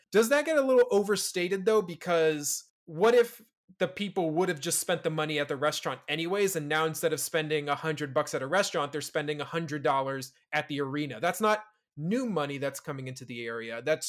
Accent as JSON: {"language": "English", "town": "Washington", "region": "District of Columbia", "country": "United States", "tie": "born or raised there", "said": "growing up in Washington, it was a big deal when the Washington team moved from RFK Stadium, which was, you know, downtown DC, to Maryland"}